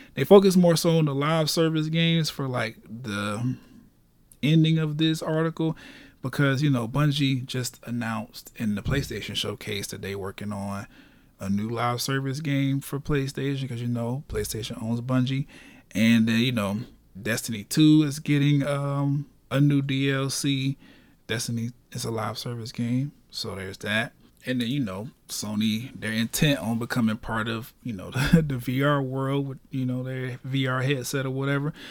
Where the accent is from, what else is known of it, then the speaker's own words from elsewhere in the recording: Orlando, Florida, United States; born and raised in Orlando